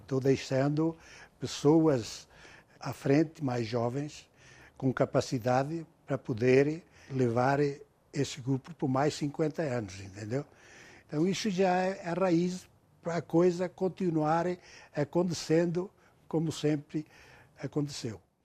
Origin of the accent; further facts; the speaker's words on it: Aguiar da Beira, Centro, Portugal; now in São Paulo, Brazil; na minha aldeia, na Guiar da Beira